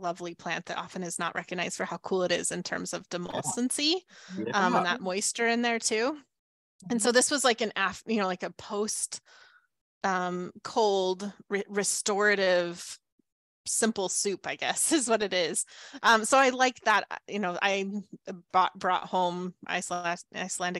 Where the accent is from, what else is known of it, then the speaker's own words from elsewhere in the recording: the Southwest desert, United States; moved away; I grew up in the Southwest desert.